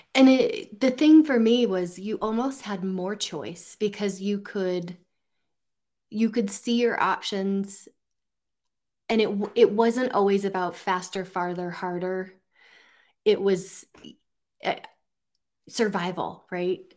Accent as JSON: {"language": "English", "region": "central Oregon", "country": "United States", "tie": "born or raised there", "said": "grew up in central Oregon"}